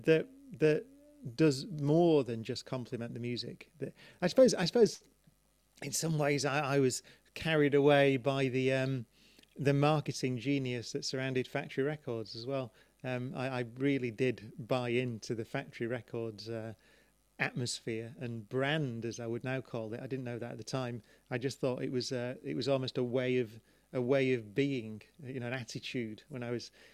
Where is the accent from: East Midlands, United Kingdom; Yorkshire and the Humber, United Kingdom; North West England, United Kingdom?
North West England, United Kingdom; Manchester; growing up in Manchester